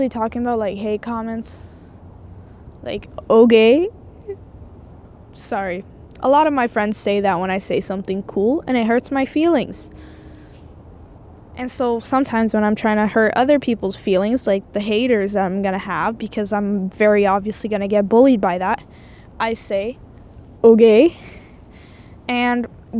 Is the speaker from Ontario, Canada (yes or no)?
no; Quebec, Canada; first language French; English is a second language; now in Edmonton, Canada; I'm actually French-Canadian, so that's why my English is terrible